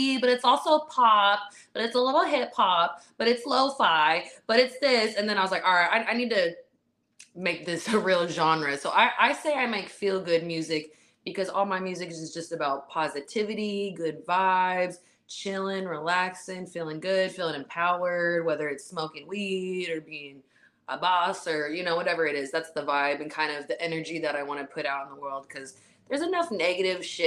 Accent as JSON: {"language": "English", "town": "Vallejo", "region": "California", "country": "United States", "tie": "born or raised there", "said": "born and raised in Vallejo, California, 707"}